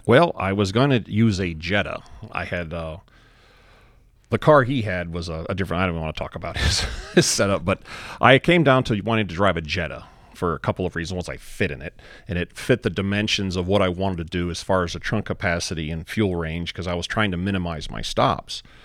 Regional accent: Texas, United States; we're from Texas

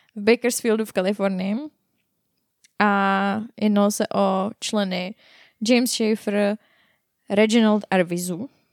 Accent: Czechia; jsme Češi

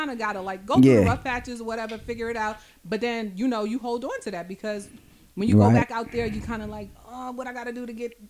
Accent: New York, United States; now in Los Angeles, United States; I'm a New Yorker, just in case you need to know. I'm a New Yorker. Out here in LA.

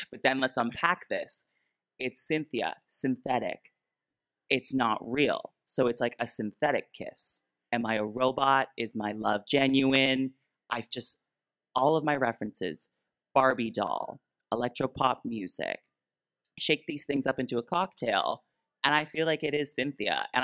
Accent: Peterborough, Ontario, Canada; also born or lived in Toronto; now in Vancouver, Canada; So the whole time I was just trying to make it in the big city. I moved from Peterborough, Ontario to Toronto, Ontario. Big move.

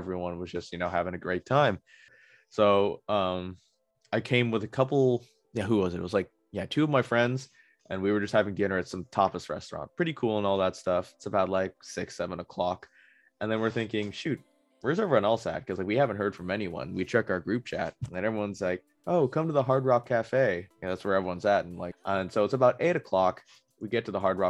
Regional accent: United States; we're from America.

